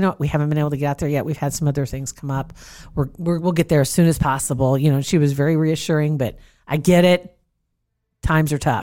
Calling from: Nebraska, United States; I'm calling from Nebraska.

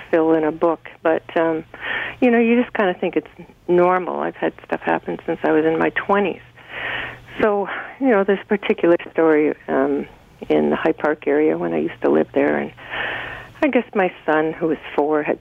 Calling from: Creemore, Ontario, Canada; Uh, the Creemore area.

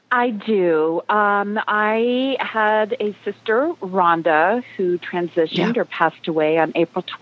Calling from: North Carolina, United States; I'm uh, I'm calling from the Blue Ridge Mountains in North Carolina.

